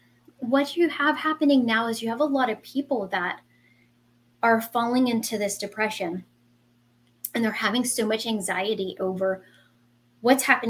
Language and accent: English; New Jersey, United States; also born or lived in Central Florida; now in Florida, United States; I am a Jersey girl. I was born and raised in Jersey, and I am now in Central Florida